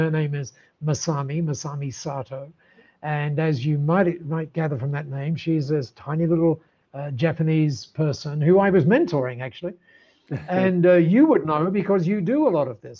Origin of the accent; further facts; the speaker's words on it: Dover, South East England, United Kingdom; moved away as an adult; now in Australia; I was born down there in Dover, very close to Dover.